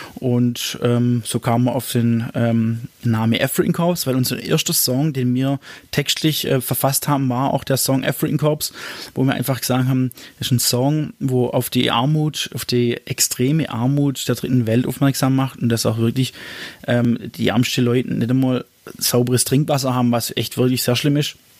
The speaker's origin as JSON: {"language": "German", "town": "Ochsenburg", "region": "Baden-Württemberg", "country": "Germany", "said": "von dem Ort, wo ich herkomme, aus Ochsenburg"}